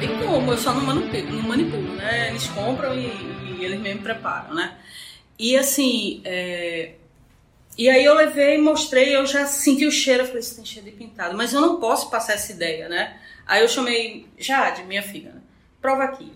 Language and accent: Portuguese; Petrolina, Pernambuco, Brazil; Eu sou de Petrolina